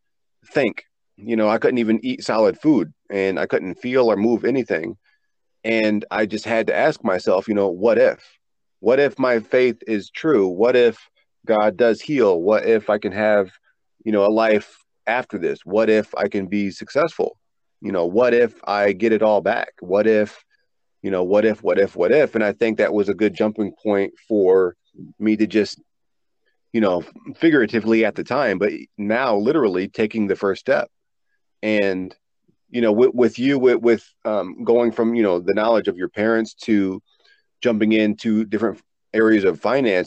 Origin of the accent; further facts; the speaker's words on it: East Coast, United States; I grew up on the East Coast with the ocean.